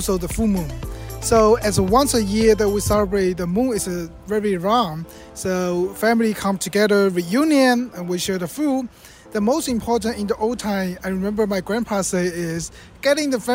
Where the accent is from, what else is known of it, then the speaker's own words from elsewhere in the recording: Fujian, China; moved away; Fujian is a province from where my hometown